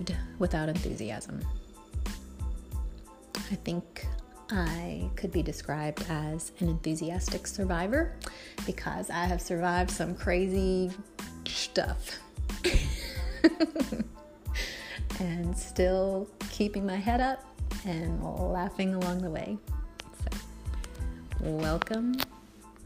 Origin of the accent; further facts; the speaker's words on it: rural Kentucky, United States; moved away; also born or lived in New Jersey / Tennessee; I grew up in a little teeny tiny town in rural Kentucky